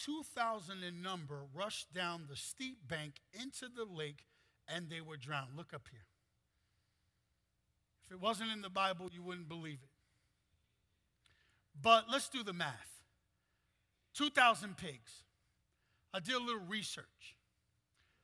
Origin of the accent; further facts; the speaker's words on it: New York City, New York, United States; I'm half Puerto Rican, half Dominican. I'm from Brooklyn, New York